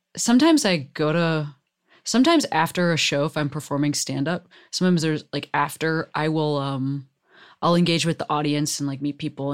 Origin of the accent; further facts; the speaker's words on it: Chicago, Illinois, United States; now in Los Angeles, United States; I was raised in Chicago